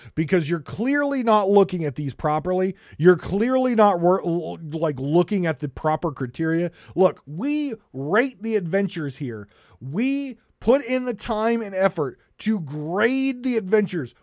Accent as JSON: {"language": "English", "country": "United States", "said": "I come from America"}